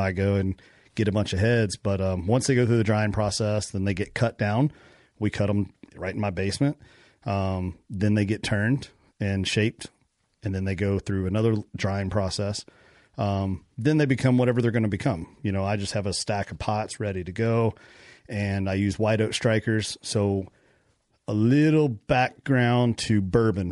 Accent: Kentucky, United States; I'm from Kentucky.

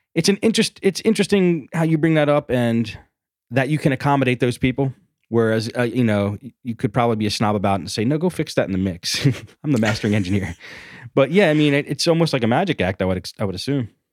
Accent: Philadelphia, Pennsylvania, United States; I'm from Philly

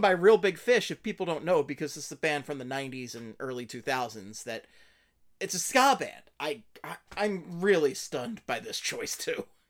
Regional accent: Philadelphia, Pennsylvania, United States; I was born in Philadelphia

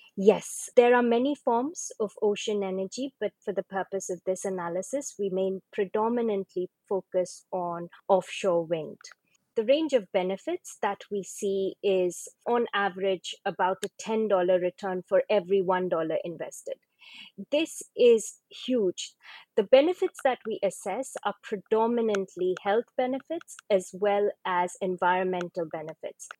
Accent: East India, India; I come from East India, and my region, as well as Bangladesh

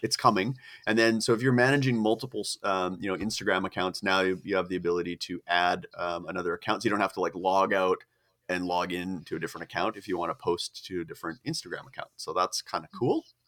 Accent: Canada; I'm a, I'm a s, a poor starving Canadian

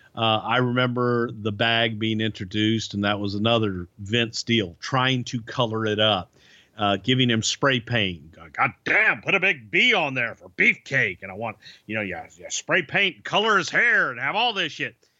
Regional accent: Texas, United States; moved away as an adult; I'm a kid from Texas

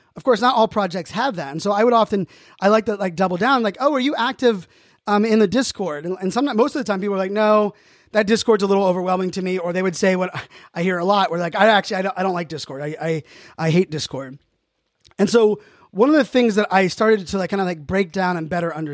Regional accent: Pittsburgh, Pennsylvania, United States; I know most of you know I'm a proud Pittsburgh Steeler, Pittsburgh sports fan, born and raised in Pittsburgh.

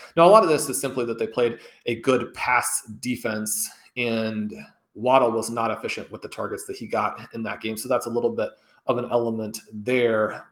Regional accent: Kansas City, Missouri, United States; growing up in Kansas City, a huge Chiefs fan

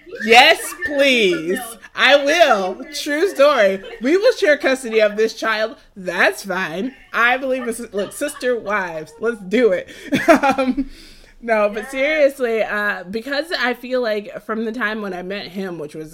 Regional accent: Jamaica; I'm Jamaican and I'm also vegan

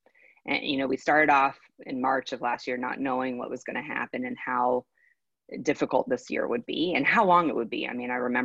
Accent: California, United States; moved away as an adult; now in Texas, United States; I'm a transplant from California to Texas

